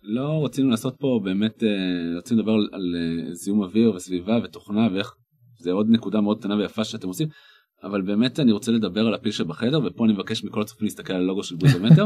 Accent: the Krayot, Haifa District, Israel; moved away; אני במקום מהקריות

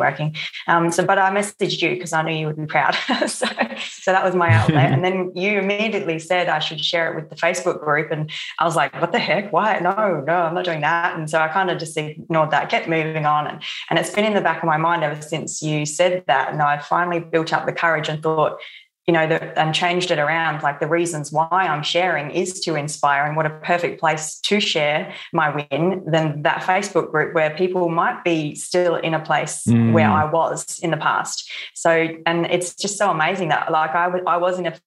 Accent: Barossa Valley, South Australia, Australia; I'm from the Barossa Valley in South Australia

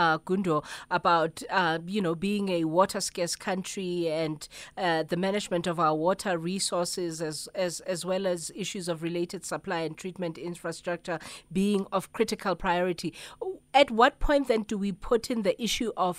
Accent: South Africa; as a South African

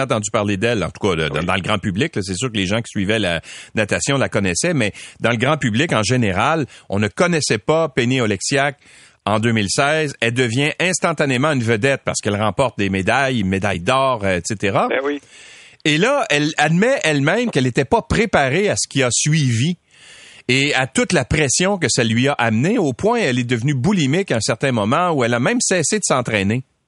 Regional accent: Quebec, Canada; Chez nous au Québec

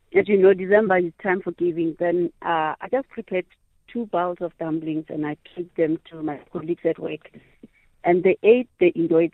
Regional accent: Cosmo City, Gauteng, South Africa; I'm from Cosmo.

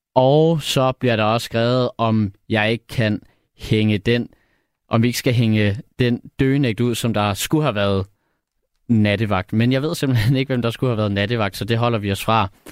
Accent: Odsherred, Zealand, Denmark; moved away as an adult; now in Copenhagen, Denmark; jeg er fra Nordvestjylland faktisk. Øhm, fra den øh, store sommerhuskommune, der hedder Odsad

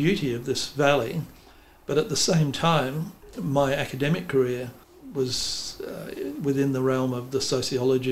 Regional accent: Western Australia, Australia; moved away as an adult; now in Newcastle, Australia; we always had that sense of that was our home, that our sense of place was as Western Australians.

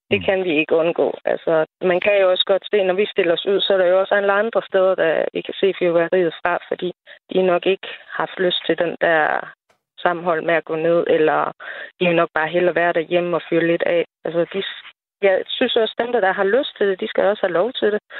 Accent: Nørre Nissum, Central Denmark Region, Denmark; moved away as an adult; now in Sørvad, Denmark; jeg kommer jo oprindeligt fra Nørre med

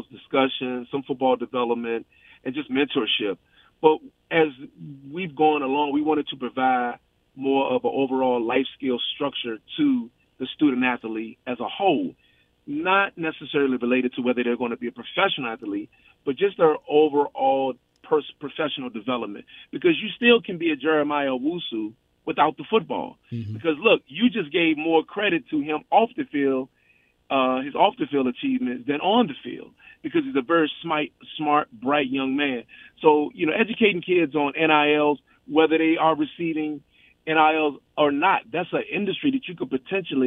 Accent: Virginia, United States; moved away; I just continue to be excited about my hometown. You know, I've always been in love with my hometown

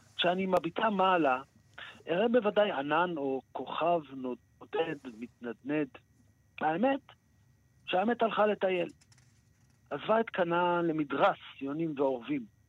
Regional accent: Israel; אנחנו ישראלים

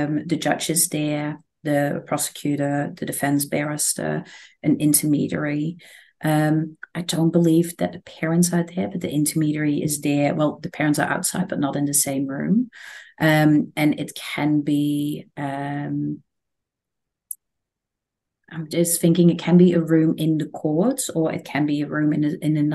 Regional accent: Netherlands; now in Australia; I'm originally from the Netherlands

